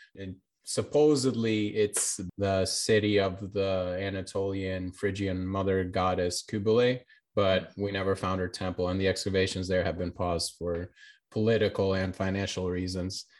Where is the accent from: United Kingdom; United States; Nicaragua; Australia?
United States; Florida; also born or lived in Albania; I was born in Albania and I moved to America when I was young and, like, living in Florida